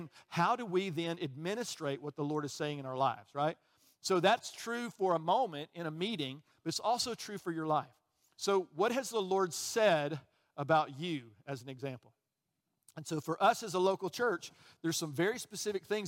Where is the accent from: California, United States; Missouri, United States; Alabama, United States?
Alabama, United States; Birmingham; also born or lived in Chicago, Illinois; I got down here as quickly as I could. I was three, okay? And I grew up in Birmingham